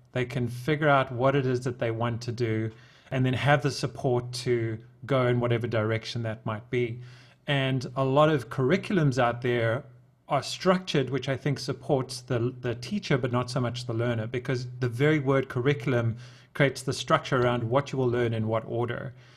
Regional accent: South Africa; I'm from South Africa

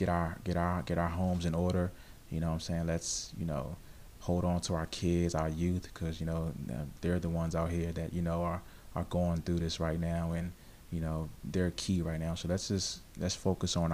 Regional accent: DMV area, United States; as a person who, you know, grew up in the DMV area

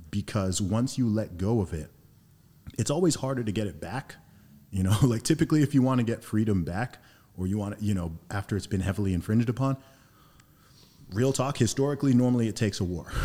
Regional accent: Saudi Arabia; also born or lived in United Kingdom; my family's originally from Nigeria. I grew up in Saudi Arabia, heavy exposure to uh, America via the school system, traveled to lots of countries, obviously born in the UK, went to school and university in the UK for some time.

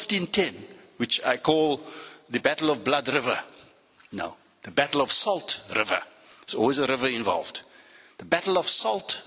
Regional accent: Cape Town, Western Cape, South Africa; accent: Cape Flats; You will pick up from my accent that I'm from the Cape Flats.

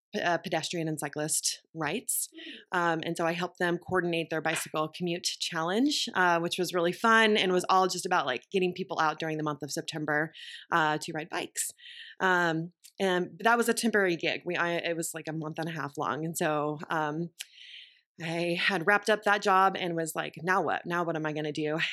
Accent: Texas, United States; moved away as an adult; also born or lived in Austin, Texas / Boston; I grew up in Texas

